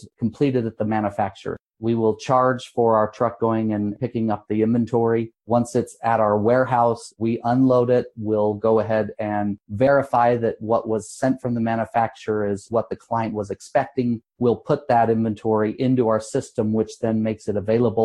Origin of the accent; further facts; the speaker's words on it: Salt Lake City, Utah, United States; also born or lived in Dallas, Texas / Cleveland, Ohio; now in Denver, United States; Born and raised in Salt Lake